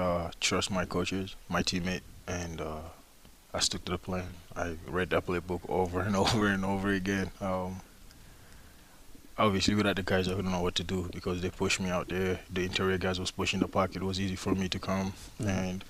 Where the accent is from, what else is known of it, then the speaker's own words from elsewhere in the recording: Toronto, Ontario, Canada; moved away; also born or lived in Arizona / Texas; I'm from Toronto, Canada. I went to junior college in Arizona Western. I played at Texas A&M. I decided to transfer. So I came to Central Michigan